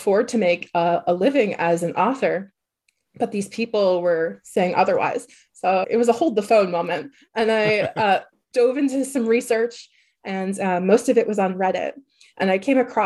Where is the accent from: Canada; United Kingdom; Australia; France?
Canada; Quebec; moved away as an adult; now in United States; I'm from Quebec, which has a different school system that resembles like the French school system